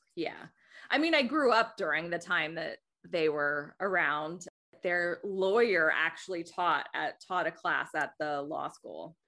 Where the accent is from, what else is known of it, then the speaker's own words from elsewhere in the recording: Athens, Georgia, United States; also born or lived in Des Moines, Iowa; now in New York City, United States; I grew up in Athens, Georgia